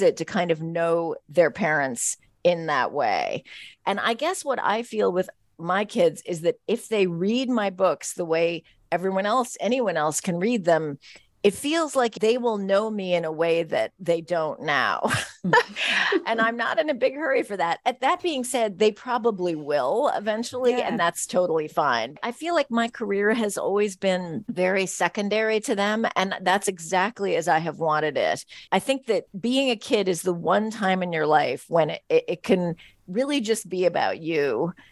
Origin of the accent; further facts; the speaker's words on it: San Francisco, California, United States; growing up in San Francisco in the 70s